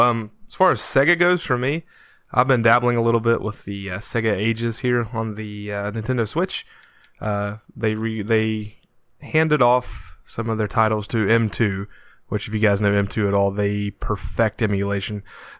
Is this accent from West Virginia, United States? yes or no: yes; Point Pleasant, West Virginia, United States; also born or lived in Huntington, West Virginia; And of course, I live in West Virginia. I'm from Point Pleasant, and I live in I work in Huntington as well.